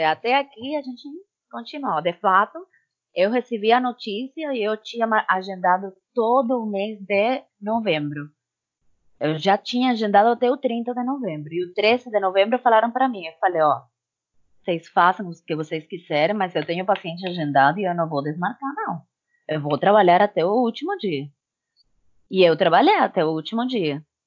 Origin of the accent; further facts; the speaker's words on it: Cuba; Portuguese is a second language; moved away as an adult; now in Brazil; essa é minha minha terra mãe